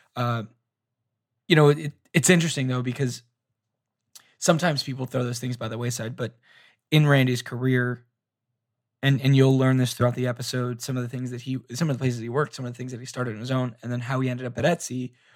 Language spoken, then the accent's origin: English; Orlando, Florida, United States; also born or lived in Tampa, Florida; I grew up in Orlando, and then I went to school at University of South Florida, which is in Tampa